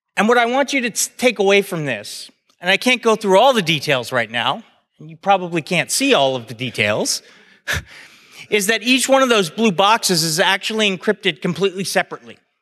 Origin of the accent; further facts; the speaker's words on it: United States; I'm an American